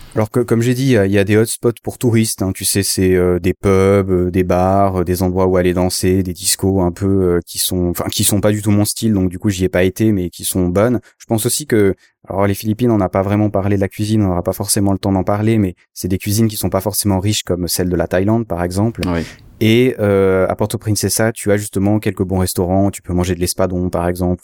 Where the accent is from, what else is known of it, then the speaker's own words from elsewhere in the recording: Switzerland; je suis suisse